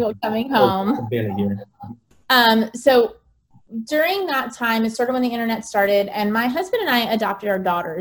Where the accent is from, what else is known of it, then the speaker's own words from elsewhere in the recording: United States; moved away as an adult; also born or lived in Bangkok; as an American